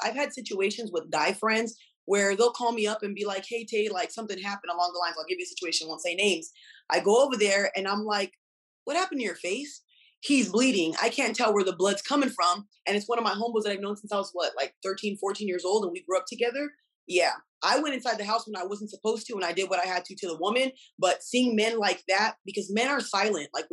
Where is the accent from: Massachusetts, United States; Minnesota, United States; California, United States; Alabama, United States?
California, United States; Los Angeles; now in Las Vegas, United States; I'm from Los Angeles, California, but I live in Vegas